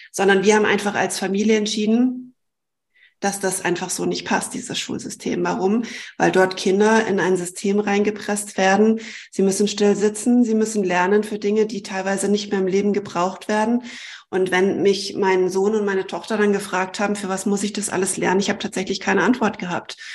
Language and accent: German; Germany; obwohl ich eigentlich Deutsche bin, ähm, muss ich meine Heimat aufgeben